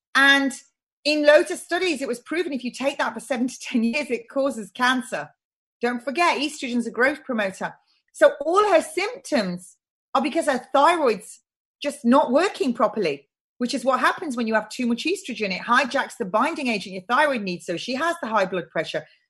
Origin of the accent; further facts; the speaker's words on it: United Kingdom; I'm British and I'm proud to be British